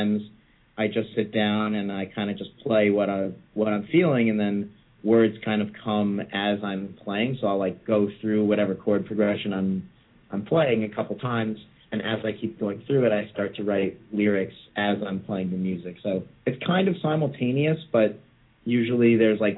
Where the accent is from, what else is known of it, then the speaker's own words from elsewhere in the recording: Westchester, New York, United States; moved away as an adult; now in Brooklyn, New York, United States; I grew up in Westchester, which is like a suburb of the city